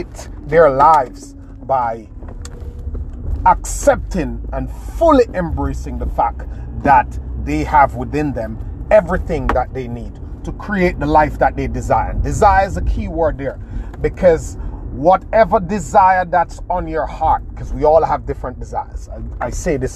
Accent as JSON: {"language": "English", "country": "Jamaica", "tie": "born or raised there", "said": "Where I come from in rural Jamaica, Caribbean, my hometown, it's a third world country"}